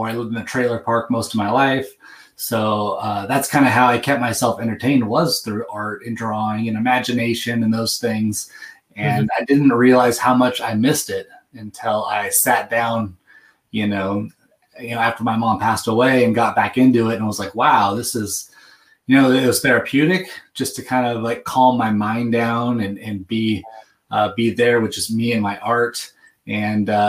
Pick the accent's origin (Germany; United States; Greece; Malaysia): United States; Seattle, Washington; growing up in the Seattle area